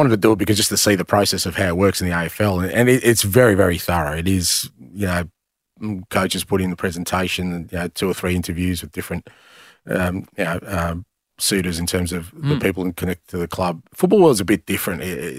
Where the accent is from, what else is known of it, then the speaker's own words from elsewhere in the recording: Greece; born there; I think there's always been an interest in me there because I was born in Greece.